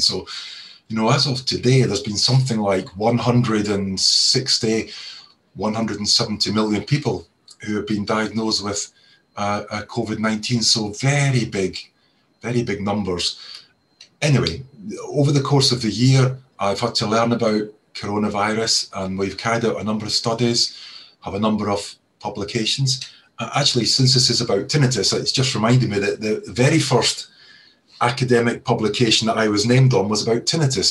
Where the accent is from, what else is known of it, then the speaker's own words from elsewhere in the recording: Scotland, United Kingdom; accent: Scottish; now in Cheshire, United Kingdom; You can probably tell from my accent that I'm originally from Scotland